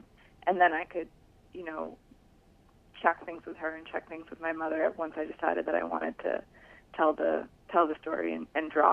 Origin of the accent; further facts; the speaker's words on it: Newton, Massachusetts, United States; also born or lived in Boston; And I was born in Boston. And the book starts with my life as a typical American Jewish girl living in a suburb, Newton, Mass.